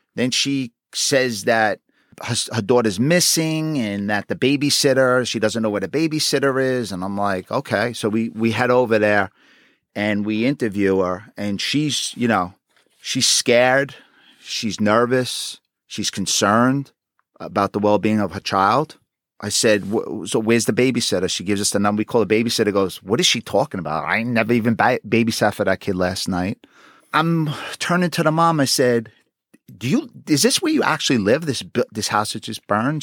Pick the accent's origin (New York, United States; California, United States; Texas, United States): New York, United States; New York City; I was born and raised in Queens.